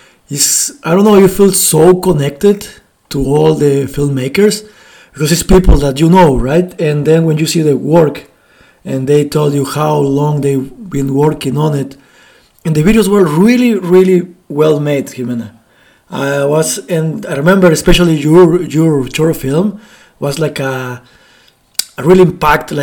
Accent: Mexico; English is a second language; now in Calgary, Canada; I'm from Mexico too.

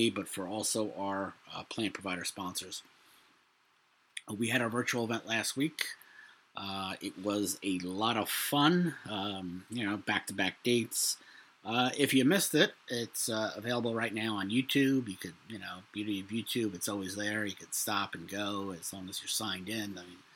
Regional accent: New York City, New York, United States; I'm from Brooklyn. I lived in a household with a lot of stress

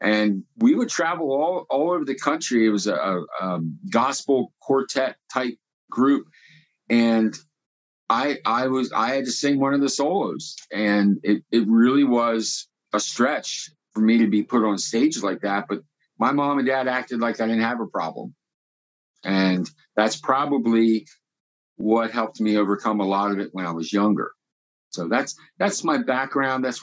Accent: Lancaster, Pennsylvania, United States; I was born in Lancaster

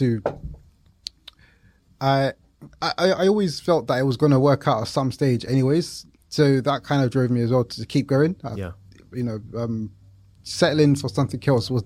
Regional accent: London, United Kingdom; we grew up in East London, Leytonstone

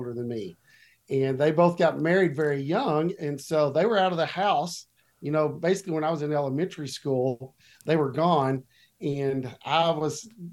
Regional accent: Watauga, Texas, United States; also born or lived in Fort Worth, Texas; I was born in Fort Worth, Texas, and lived here my entire life. That's still where I live today, in a little town on the north side of Fort Worth called Watauga, which if you're not from around here, you probably don't know that, but that's where I grew up, was Watauga

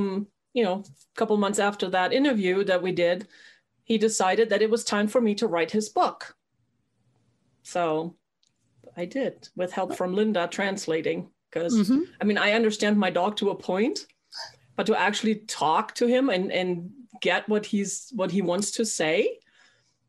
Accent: Germany; I was born and raised in Germany

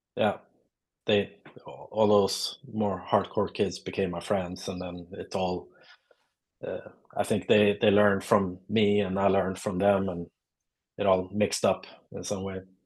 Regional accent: Lund, Skåne, Sweden; English is a second language; now in Stockholm, Sweden; I'm uh, from uh, a town called Lund in uh, South Sweden. I'm uh, based in Stockholm since many years, but I grew up in the South.

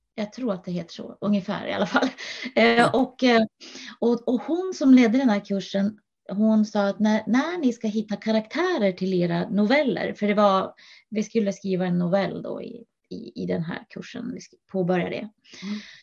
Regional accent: Norrland, Sweden; now in Huddinge, Sweden; jag är eh, ursprungligen från Norrland

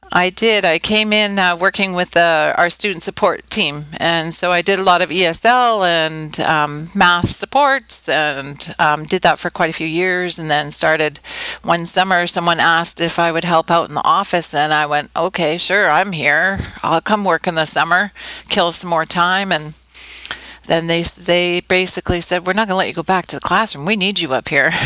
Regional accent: Calgary, Alberta, Canada; moved away as an adult; now in Udhailiyah, Saudi Arabia; we're from Canada. I was born and raised in Calgary

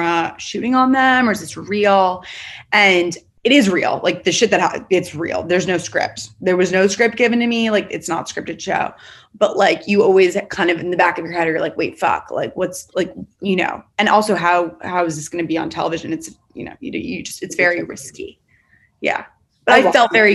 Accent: New York, United States; I'm not from Florida, obviously I'm from New York

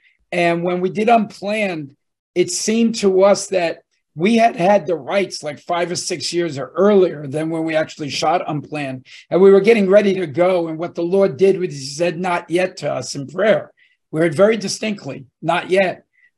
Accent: New Jersey, United States; we're two guys from Jersey.

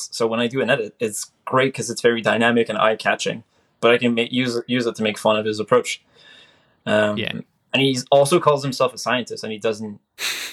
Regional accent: Canada; I'm Canadian

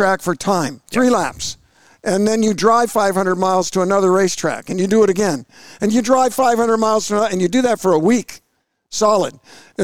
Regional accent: Georgia, United States; I'm from Georgia

